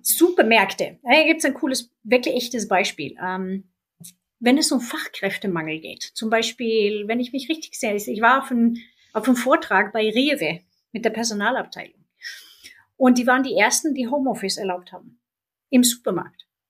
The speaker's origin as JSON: {"language": "German", "country": "Sweden", "tie": "born or raised there", "moved": "yes", "lives_now": "Germany", "said": "mein Heimatland Schweden"}